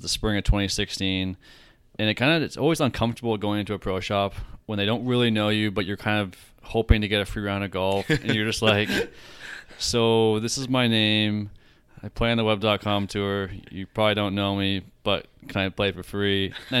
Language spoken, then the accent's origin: English; Canada; as a Canadian, you know, leaving one autograph unsigned out there